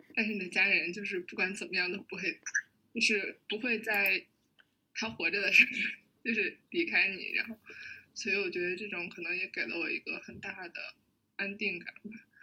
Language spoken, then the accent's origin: Chinese; Hebei, China; now in Beijing, China; 我是河北人